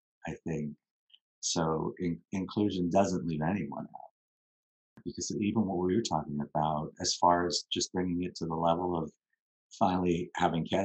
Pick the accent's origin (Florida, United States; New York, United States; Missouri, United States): New York, United States; New York City; also born or lived in Long Island, New York / Manhattan, New York; We moved out of Queens when I was 12 to Long Island